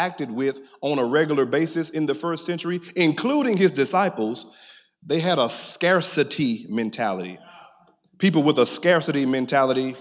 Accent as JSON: {"language": "English", "region": "Middle Georgia", "country": "United States", "said": "I'm your cousin from Middle Georgia"}